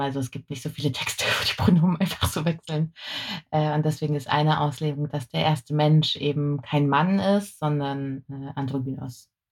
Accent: Germany

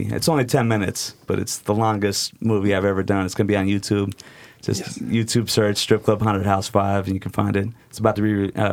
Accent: Portland, Oregon, United States; also born or lived in Hood River, Oregon / Eugene, Oregon; I love Portland to death, you know, it's the city I grew up

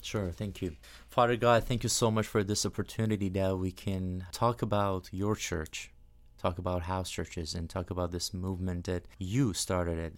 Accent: Iran; first language Persian; English is a second language; moved away as an adult; now in United States; in Persian, in Farsi, my native language.

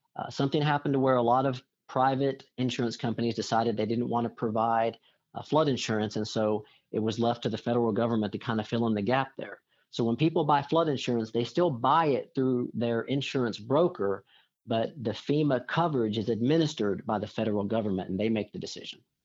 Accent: Corpus Christi, Texas, United States; I grew up down in the Corpus Christi area

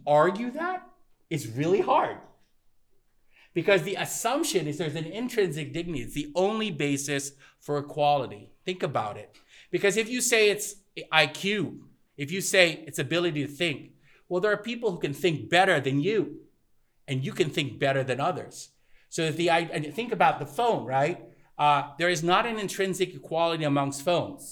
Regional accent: Thailand; moved away; also born or lived in United States; I grew up in Thailand

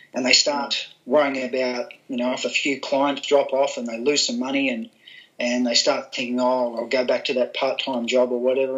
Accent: Gold Coast, Queensland, Australia; I was brought up on the Gold Coast in Queensland

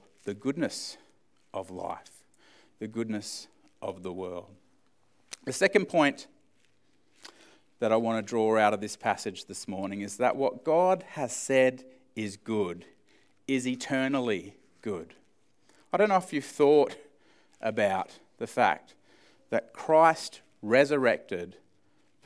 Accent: Australia; as Australian males.

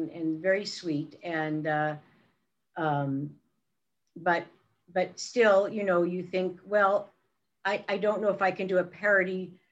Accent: Brooklyn, New York, United States; And of course, coming from Brooklyn, my my accent, I sounded like a really bad imitation of Barbra Streisand.

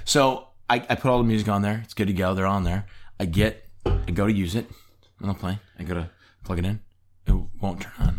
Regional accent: Michigan, United States; we're both from Michigan.

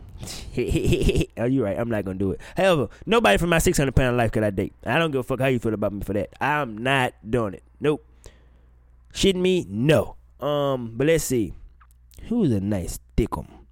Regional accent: Mississippi, United States; I'm from Mississippi

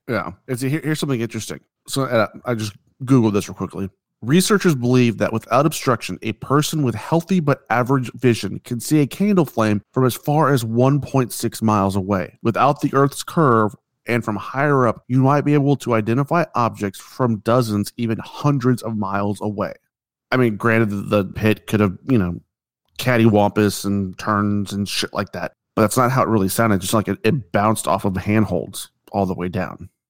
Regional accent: United States; I'm American

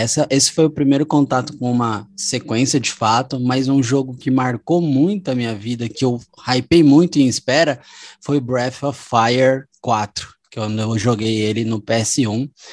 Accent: Brazil; como brasileiro

